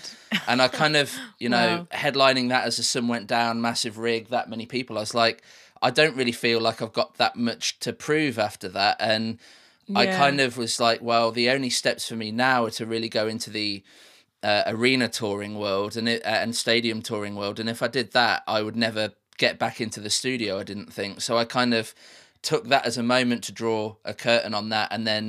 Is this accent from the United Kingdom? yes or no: yes; Midlands, United Kingdom; So where I grew up in the Midlands in the UK, just in a city about 30 miles outside of Birmingham, there was way more opportunities in live sound.